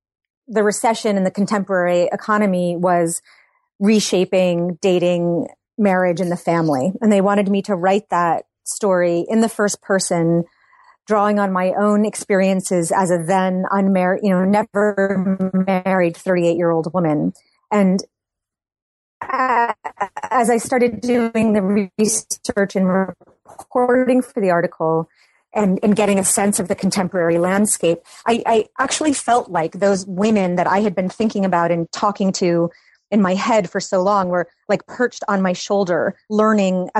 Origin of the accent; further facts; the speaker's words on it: Massachusetts, United States; now in Brooklyn, United States; I grew up in Massachusetts